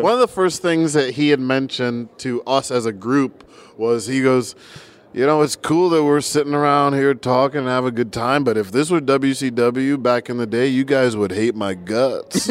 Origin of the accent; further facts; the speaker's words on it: New Jersey, United States; now in Tampa, United States; I am a Tampa guy. Although I was born in New Jersey